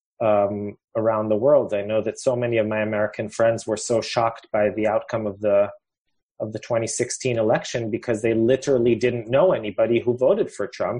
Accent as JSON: {"language": "English", "town": "Jerusalem", "region": "Jerusalem District", "country": "Israel", "tie": "born or raised there", "said": "I'm from Jerusalem"}